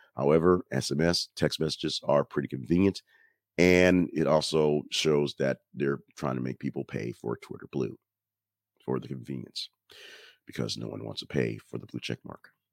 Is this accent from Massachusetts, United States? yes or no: no; Alabama, United States; I'm from Alabama